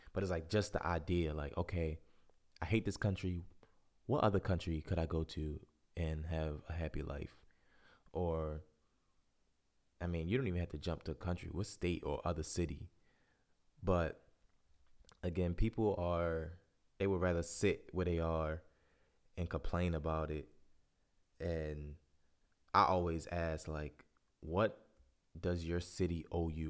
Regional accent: Baltimore, Maryland, United States; moved away as an adult; I was born and raised in Baltimore.

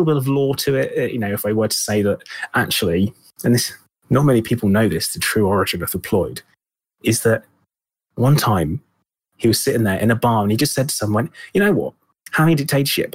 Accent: United Kingdom; being British

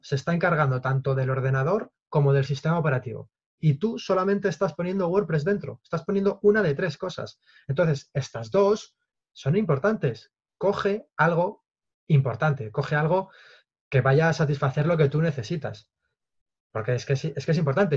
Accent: Toledo, Castilla-La Mancha, Spain; yo soy de Toledo

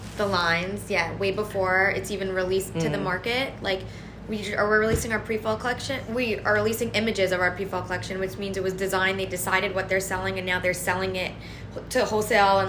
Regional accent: North Carolina, United States; moved away; growing up in North Carolina, like being around like men that wore cowboy boots and jeans and cargo shorts

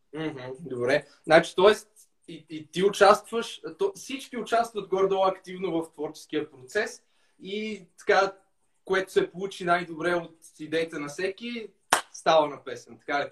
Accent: Lom, Montana Province, Bulgaria; now in Sofia, Bulgaria; От Лом.

